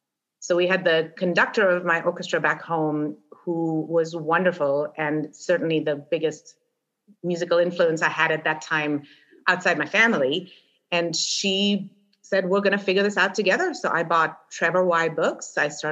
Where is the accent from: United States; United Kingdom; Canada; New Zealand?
United Kingdom; England; Apparently, I came from England with not enough control over my vibrato.